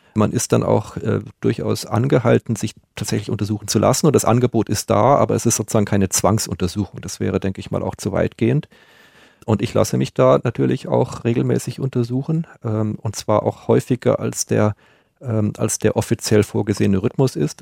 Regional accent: Munich, Bavaria, Germany; meiner Heimat München

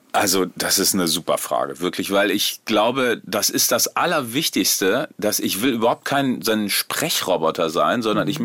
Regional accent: Rheine, North Rhine-Westphalia, Germany; Ich bin in Rheine in Westfalen groß geworden

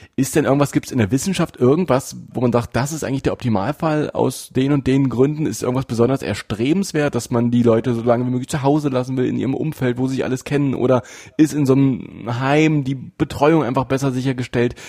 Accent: Saxony-Anhalt, Germany; hier bei uns in Sachsen-Anhalt

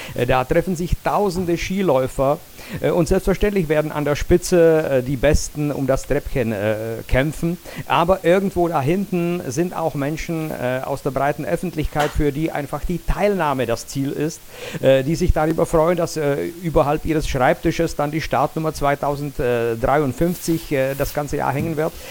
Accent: Jablonec nad Nisou, Liberec Region, Czechia; in meiner Geburtsstadt Jablonetz

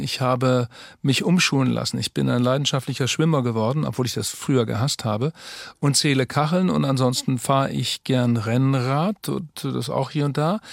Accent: Twistringen, Lower Saxony, Germany; now in Hamburg, Germany; Fußball und Katholizismus sind so eng verbunden in Twistring, meinem Heimatort

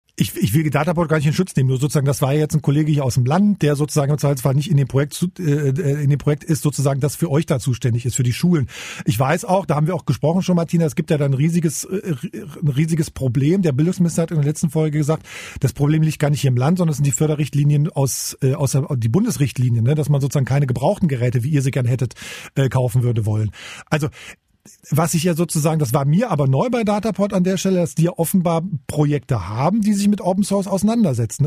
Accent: Magdeburg, Saxony-Anhalt, Germany; now in Berlin, Germany; ich bin Magdeburger

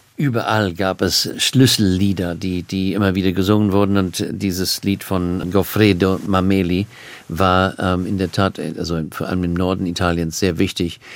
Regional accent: Australia; German is a second language; now in Cambridge, United Kingdom; ich komme aus Australien

